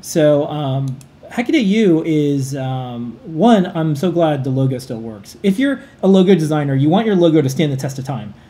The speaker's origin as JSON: {"language": "English", "town": "New York City", "region": "New York", "country": "United States", "said": "we're New Yorkers"}